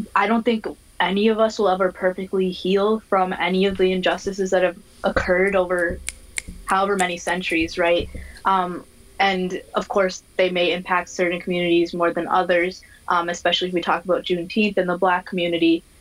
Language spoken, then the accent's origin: English; Minnesota, United States; I am from Minnesota. I was born and raised here